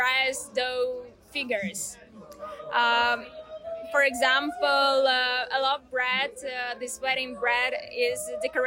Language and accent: English; Ukraine; I'm from Ukraine